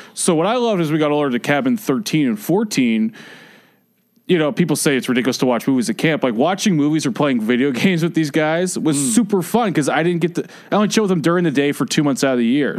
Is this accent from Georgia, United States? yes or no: yes; Atlanta, Georgia, United States; I grew up in Atlanta.